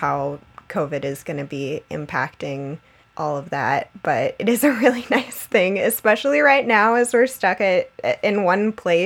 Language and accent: English; South Florida, United States; now in Maryland, United States; I grew up in South Florida